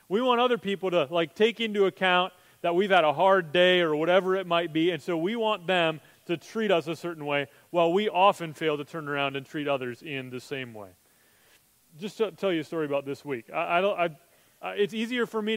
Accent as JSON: {"language": "English", "country": "United States", "said": "as Americans"}